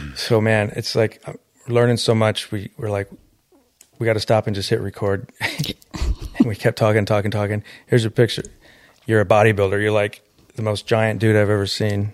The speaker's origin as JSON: {"language": "English", "town": "Detroit", "region": "Michigan", "country": "United States", "said": "I'm from Detroit inner city."}